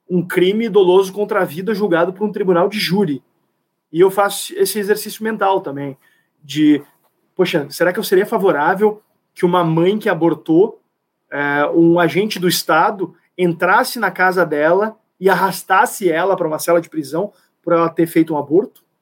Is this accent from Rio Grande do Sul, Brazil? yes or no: yes; Rio Grande do Sul, Brazil